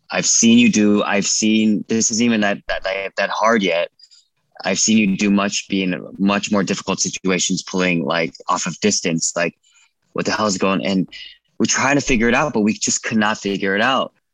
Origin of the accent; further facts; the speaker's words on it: California, United States; I'm from California